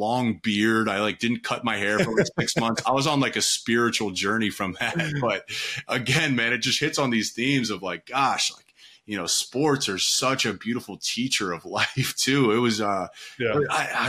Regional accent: Pickerington, Ohio, United States; I'm from Pickerington, Ohio, on the east side of Columbia

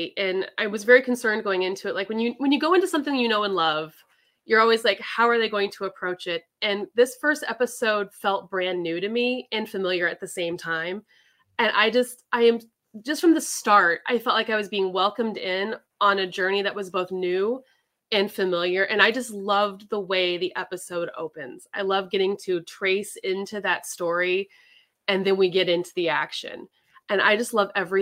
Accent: California, United States; I'm a Californian girl.

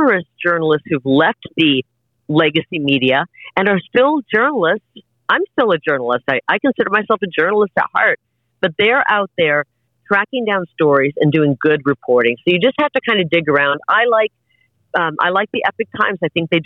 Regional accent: Iowa, United States; moved away; a girl like me growing up in Iowa when I was a kid

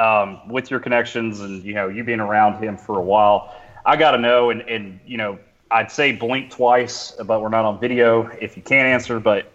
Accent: United States; We grew up together on the Alabama-Georgia border.

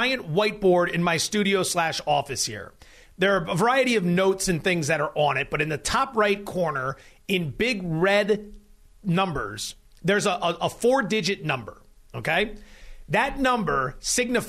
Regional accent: Pennsylvania, United States; also born or lived in California / Florida; now in Nevada, United States; I'm from Pennsylvania

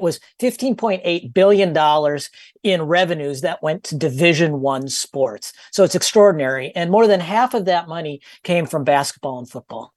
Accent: Minnesota, United States; I'm from Minnesota

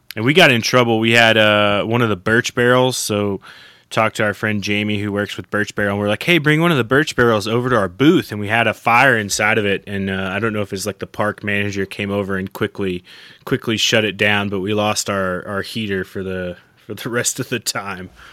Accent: southeastern Oklahoma, United States; moved away; I'm from Oklahoma, southeastern Oklahoma originally

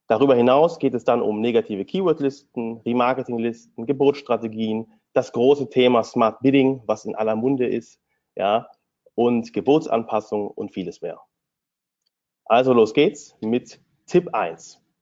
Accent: Hanover, Lower Saxony, Germany; born there; now in Berlin, Germany; Ich bin gebürtiger Hannoveraner und nach dem Studium habe ich mich dann direkt selbstständig gemacht

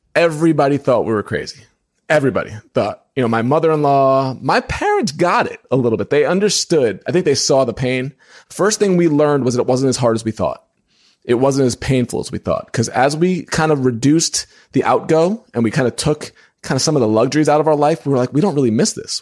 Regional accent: New York, United States; moved away as an adult; now in Indiana, United States; When I lived in New York, 'cause I'm from New York

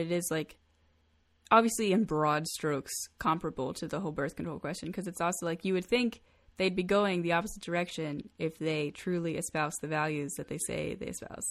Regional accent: United States; I'm extremely lucky to be born here, to be born to a first world country

